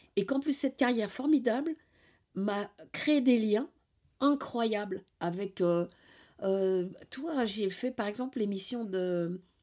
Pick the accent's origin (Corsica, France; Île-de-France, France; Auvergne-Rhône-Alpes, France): Île-de-France, France; Paris; je viens de Paris. Et dans Paris, en fait, j'étais au bord de Paris, dans la périphérie, là. Et euh, je suis un, euh, une enfant de, la zone